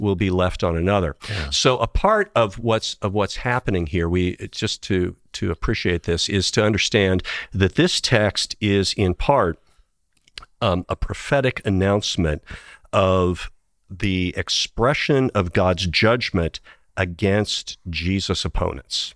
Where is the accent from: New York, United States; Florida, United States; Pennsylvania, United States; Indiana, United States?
Indiana, United States; also born or lived in Tennessee / Cincinnati, Ohio; now in Illinois, United States; I've got two teams from growing up in Indiana